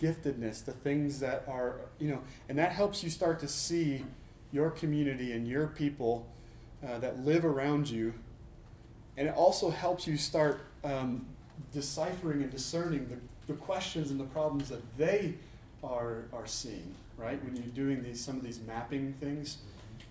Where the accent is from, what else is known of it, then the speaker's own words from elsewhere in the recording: Portland, Oregon, United States; I grew up in Portland